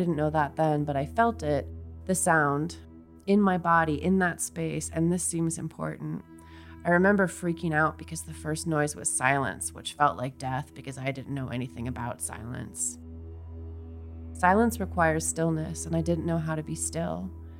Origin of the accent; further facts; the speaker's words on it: Seattle, Washington, United States; I grew up around Seattle